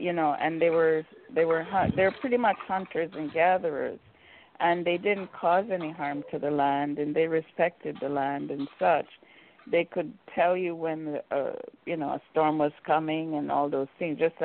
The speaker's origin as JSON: {"language": "English", "country": "Jamaica", "also_born_or_lived": "Vancouver", "moved": "yes", "said": "being Jamaican"}